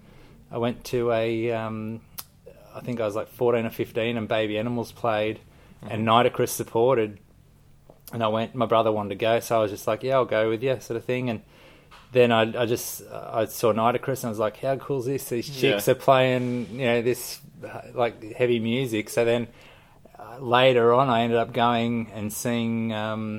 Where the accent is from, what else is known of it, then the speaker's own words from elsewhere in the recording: Sydney, New South Wales, Australia; Mascot in, okay, Sydney, yeah. Yeah. So I was walking distance to the airport